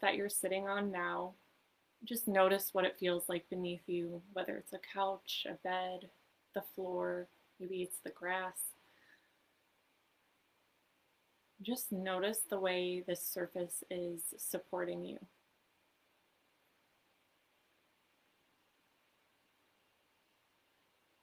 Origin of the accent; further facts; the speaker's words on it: Minnesota, United States; now in Southern California, United States; I was born and raised in Minnesota